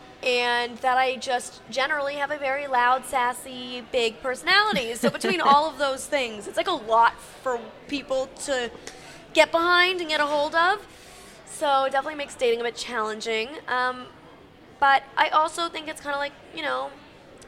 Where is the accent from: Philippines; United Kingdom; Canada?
Canada; now in Los Angeles, United States; I'm originally from Canada, but I live in Los Angeles